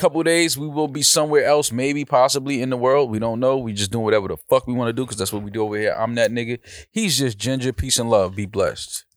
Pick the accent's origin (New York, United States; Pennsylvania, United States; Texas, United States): New York, United States; I'm from New York. I'm from, you have to have some type of hands growing up in, in uptown